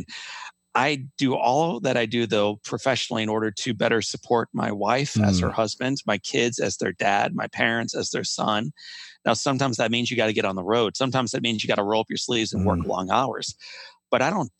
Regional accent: Midwest, United States; growing up in the Midwest, I had witnessed little boys in my neighborhood

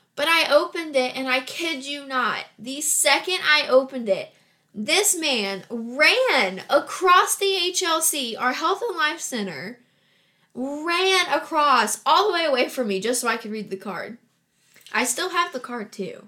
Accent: Huntington, West Virginia, United States; I was born and raised in Huntington, West Virginia

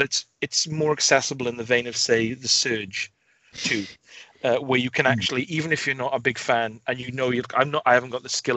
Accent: Wales, United Kingdom; as a Welshman

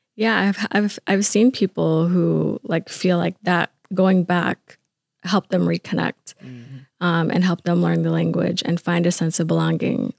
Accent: Atlanta, Georgia, United States; moved away as an adult; now in Minnesota, United States; I was born in Atlanta. Um, we sort of moved around, but I spent mo- a good a good chunk of my life growing up in Atlanta

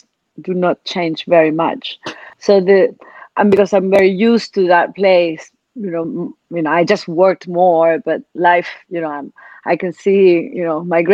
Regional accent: Chile; I am from Chile, and I was in Chile until very recently

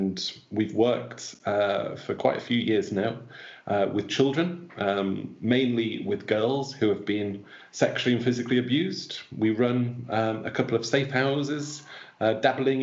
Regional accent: York, Yorkshire and the Humber, United Kingdom; moved away as an adult; now in Brazil; I'm originally from York in the UK.

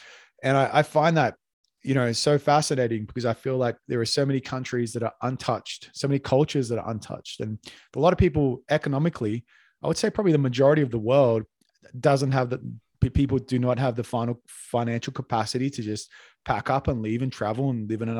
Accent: Australia; now in Bogota, Colombia; as an Australian

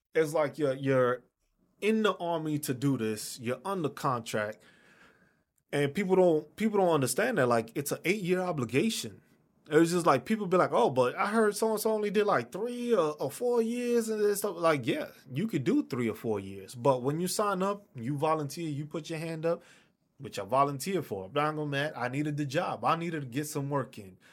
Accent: New York City, New York, United States; I'm from New York City.

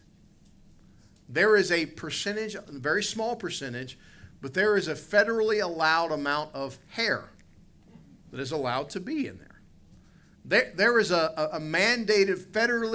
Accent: West Virginia, United States; I grew up in West Virginia.

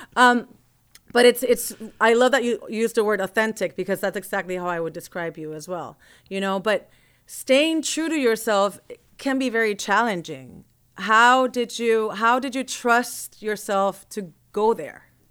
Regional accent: Puerto Rico; growing up in Puerto Rico with all the Afro-Caribbean sounds

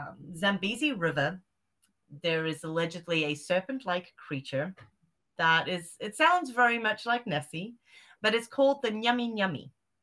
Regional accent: Zimbabwe; also born or lived in South Africa; Well, because I grew up in Zimbabwe and South Africa, I've still got a lot of family out there. And I grew up with, you know, African cryptids and witch doctors and witches and sangomas and all these weird, wonderful things out there.

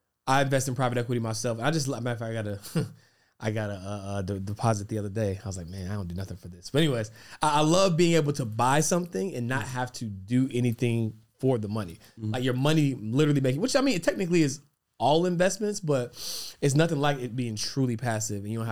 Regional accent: Charlotte, North Carolina, United States; I'm from Charlotte

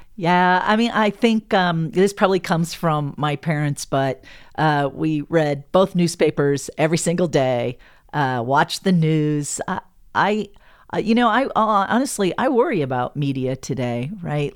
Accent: Havre, Montana, United States; moved away as an adult; also born or lived in Shelby, Montana / Bozeman, Montana; now in Denver, United States; I grew up in Havert, Montana

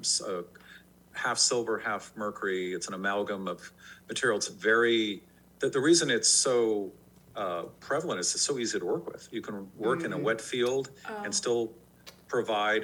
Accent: San Francisco, California, United States; I grew up in San Francisco

